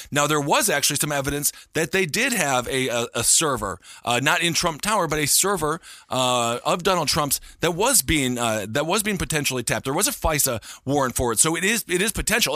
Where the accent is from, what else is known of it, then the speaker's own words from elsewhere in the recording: Stevens Point, Wisconsin, United States; Stevens Point, Wisconsin, my hometown, of twenty-five thousand people